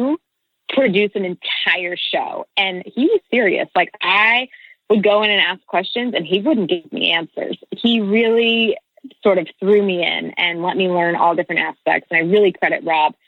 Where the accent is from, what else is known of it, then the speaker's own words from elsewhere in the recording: northeastern Kansas, United States; So I grew up in Kansas. I am from northeastern Kansas, sort of outside of Kansas City.